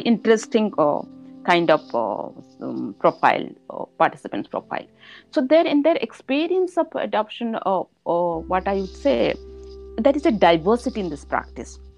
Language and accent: English; India; I am from India